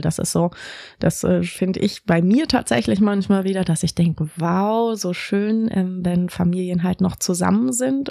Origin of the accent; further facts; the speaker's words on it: Berlin, Germany; moved away as an adult; also born or lived in Tübingen; ich bin tatsächlich in Berlin geboren, in Grunewald habe ich gewohnt, dann in Zehlendorf, Charlottenburg, Schöneberg und Kreuzberg. Also schon ein richtiges Westberliner Kind